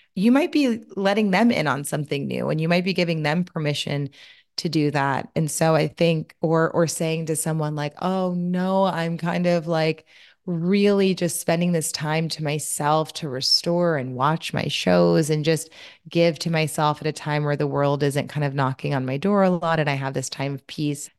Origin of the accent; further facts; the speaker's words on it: Louisiana, United States; I'm from Louisiana, so my mom does a lobster boil